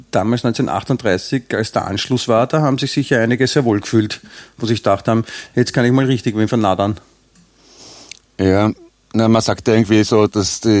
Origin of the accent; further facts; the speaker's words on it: Vienna, Austria; now in Grado, Italy; Ich bin in Grado gemeldet, aber und Deutscher, aber ein echter Wiener.